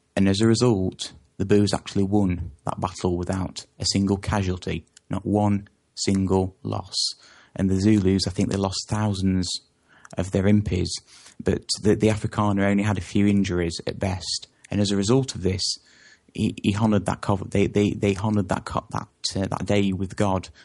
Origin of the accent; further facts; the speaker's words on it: England, United Kingdom; I come from England